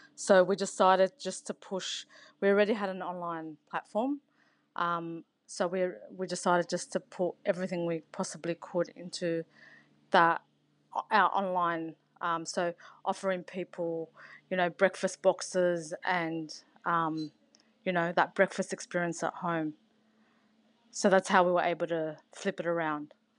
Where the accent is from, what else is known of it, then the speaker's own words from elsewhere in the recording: San Souci, New South Wales, Australia; I grew up in San Suzy in New South Wales